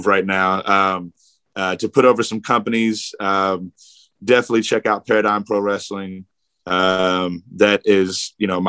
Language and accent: English; Louisville, Kentucky, United States; now in Jeffersonville, United States; I grew up in Louisville, but I technically live in Indiana.